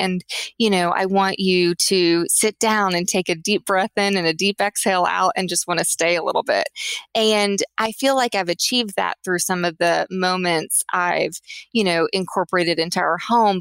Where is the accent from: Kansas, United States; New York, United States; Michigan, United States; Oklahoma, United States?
Oklahoma, United States; Tulsa; I grew up in Tulsa, Oklahoma.